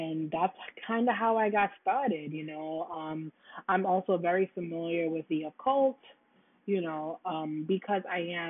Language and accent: English; New York City, New York, United States; also born or lived in Florida; I'm from Brooklyn